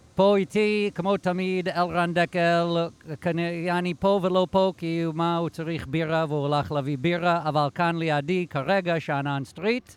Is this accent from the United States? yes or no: yes; United States; now in Israel; אני אמריקאי